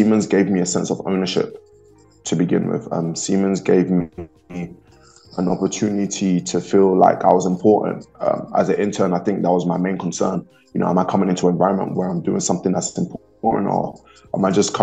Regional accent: London, United Kingdom; moved away; I was born and raised in London. I'm born and raised in the UK

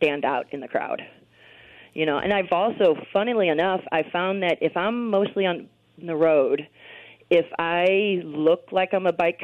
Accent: St. Louis, Missouri, United States; I was born and raised in St. Louis

